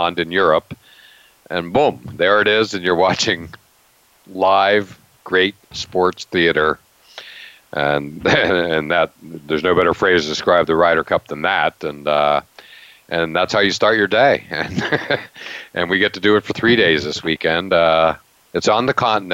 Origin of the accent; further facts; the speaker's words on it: central Pennsylvania, United States; also born or lived in Pittsburgh area; where I'm from, I grew up near Penn State in central Pennsylvania